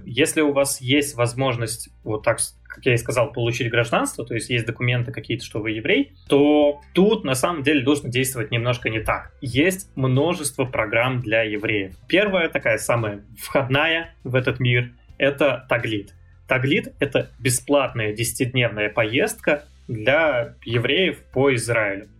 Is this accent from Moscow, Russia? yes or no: no; Saint Petersburg, Russia; moved away as an adult; now in Israel; я родился в Питере, прожил кучу лет в Питере, больше 20 получается